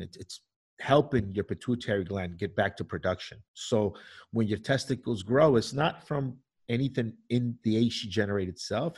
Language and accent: English; New York, United States; I grew up in New York